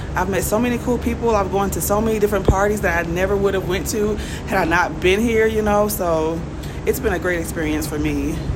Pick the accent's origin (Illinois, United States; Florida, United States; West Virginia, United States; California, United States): Florida, United States; Jacksonville; moved away as an adult; now in Mexico City, Mexico; I'm originally from Jacksonville, Florida. Duval!